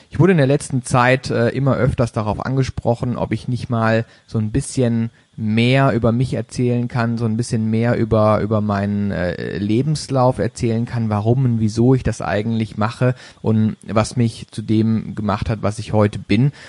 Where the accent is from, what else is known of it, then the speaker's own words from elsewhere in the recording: Baden-Baden, Baden-Württemberg, Germany; geboren 31.01.1985 in Baden-Baden, einem kleinen Dorf in der Nähe äh, von Baden-Baden. Und zwar äh, komme ich also somit aus dem Süden Deutschlands.